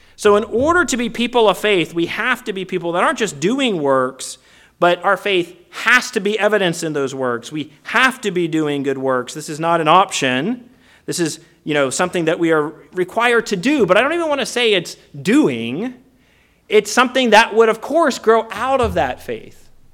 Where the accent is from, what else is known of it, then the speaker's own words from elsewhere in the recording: Virginia, United States; moved away as an adult; also born or lived in Dallas / Minnesota / Canada / Southern California; now in California, United States; when I grew up in Virginia in the seventies and particularly in the eighties